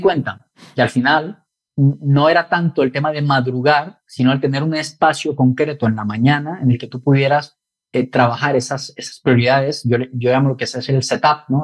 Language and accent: Spanish; Colombia; now in Spain; soy de Colombia